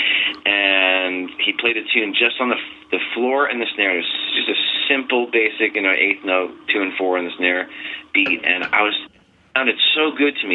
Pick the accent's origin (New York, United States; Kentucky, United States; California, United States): New York, United States; Bayport; I'm from Long Island, New York.